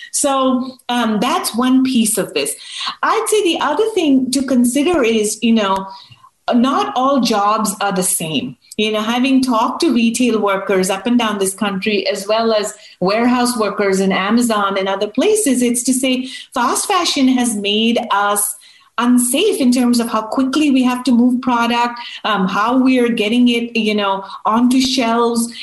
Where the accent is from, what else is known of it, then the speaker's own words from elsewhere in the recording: United States; We as Americans